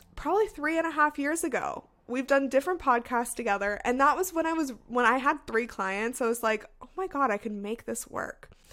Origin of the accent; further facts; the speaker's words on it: Las Vegas, Nevada, United States; moved away as an adult; now in Seattle, United States; I was from Las Vegas, so I went to U N L V